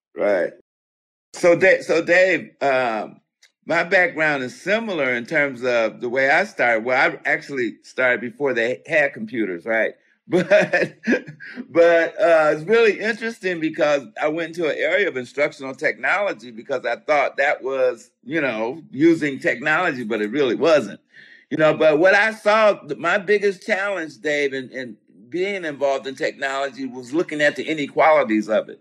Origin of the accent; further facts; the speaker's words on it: Roseville, United States; I come from Roseville. That's where I went to school